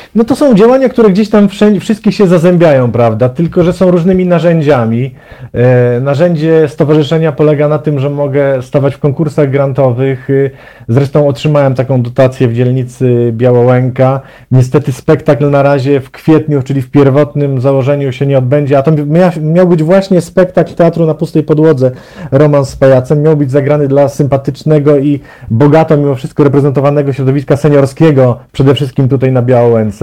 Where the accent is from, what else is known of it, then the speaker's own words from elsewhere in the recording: Zielona Góra, Lubusz Voivodeship, Poland; moved away as an adult; now in Warsaw, Poland; postanowiłem zamieszkać w Warszawie, bo pochodzę z Zielonej Góry.